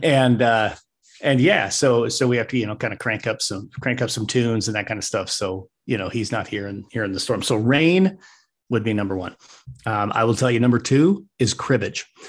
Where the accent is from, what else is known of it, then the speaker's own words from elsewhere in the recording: Wyoming, United States; moved away as an adult; also born or lived in Arizona / Colorado; now in Nebraska, United States; I'm a Wyoming kid through and through. I do live in Nebraska. I'm not from Nebraska.